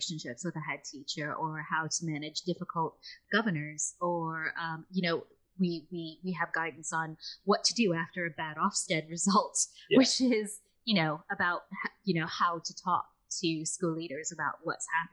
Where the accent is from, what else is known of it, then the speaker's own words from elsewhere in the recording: United States; accent: American; now in United Kingdom; I am from America.